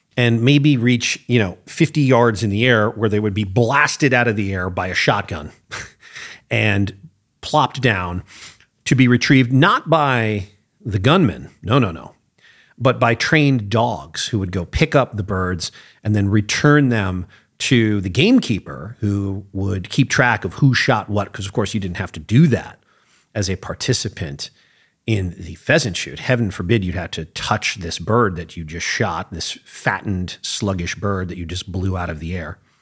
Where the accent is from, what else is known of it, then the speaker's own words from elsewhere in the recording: United States; as an American who has spent time in England